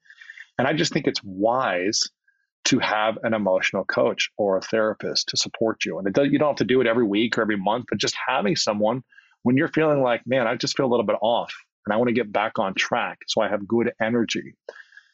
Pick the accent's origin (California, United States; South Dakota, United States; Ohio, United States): Ohio, United States; I'll speak for my case as a man growing up in Ohio playing sports.